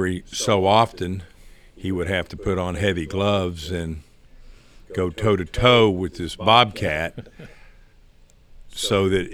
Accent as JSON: {"language": "English", "town": "Houston", "region": "Texas", "country": "United States", "tie": "born there", "said": "I was born here in Houston"}